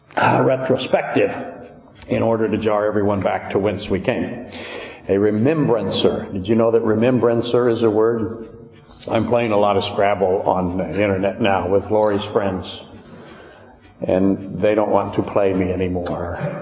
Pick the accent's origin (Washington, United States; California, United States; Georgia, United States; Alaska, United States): Alaska, United States; Whittier; I grew up in Whittier